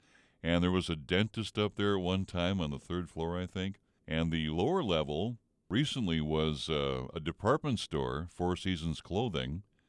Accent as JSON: {"language": "English", "town": "Crookston", "region": "Minnesota", "country": "United States", "tie": "born or raised there", "said": "Crookston, Minnesota, my hometown"}